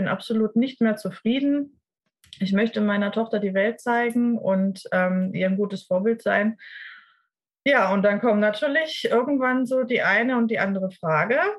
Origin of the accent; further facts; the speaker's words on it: Ludwigsburg, Baden-Württemberg, Germany; ich komme aus, ähm, aus dem Raum Ludwigsburg im schönen Baden-Württemberg